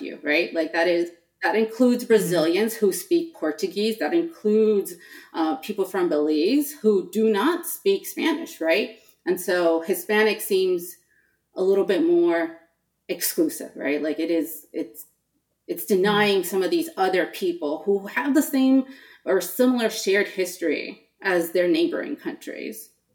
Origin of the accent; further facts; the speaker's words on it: Los Angeles, California, United States; moved away as an adult; growing up in California